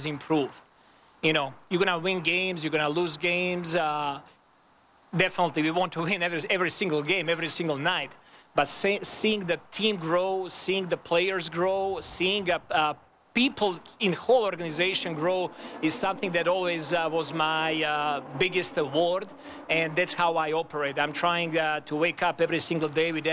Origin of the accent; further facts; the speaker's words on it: Serbia; moved away as an adult; now in Toronto, Canada; my hometown